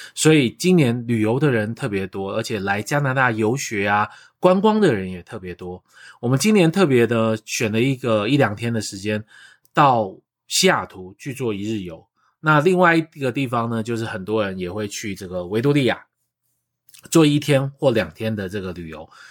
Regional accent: Taiwan; now in Vancouver, Canada; 我们台湾人

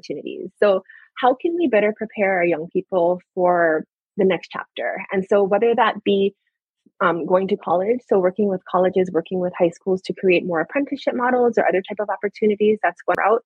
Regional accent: Oahu, Hawaii, United States; moved away as an adult; also born or lived in Seattle / California; I grew up on Oahu

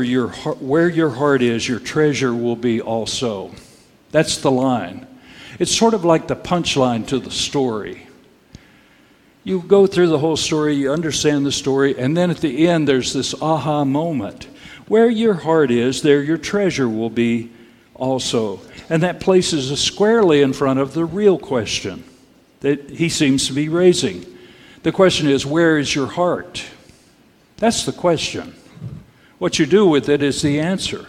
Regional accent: Texas, United States; I grew up in Texas

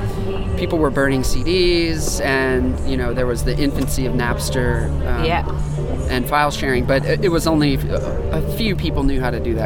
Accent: Kentucky, United States; Yeah, I grew up there.

